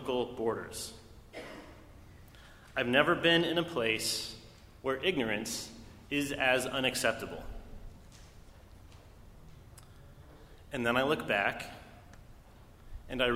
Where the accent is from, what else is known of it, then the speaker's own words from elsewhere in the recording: Los Alamos, New Mexico, United States; I was born in Los Alamos, New Mexico